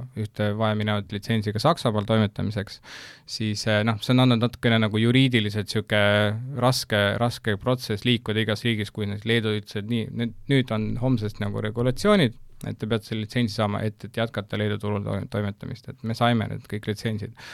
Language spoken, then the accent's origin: Estonian; Maardu, Harju County, Estonia; ma tegelikult ise kasvasin üles ka Maardus